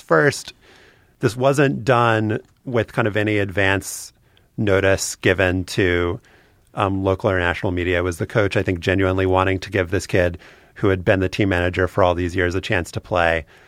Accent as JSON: {"language": "English", "region": "Louisiana", "country": "United States", "said": "I'm from Louisiana"}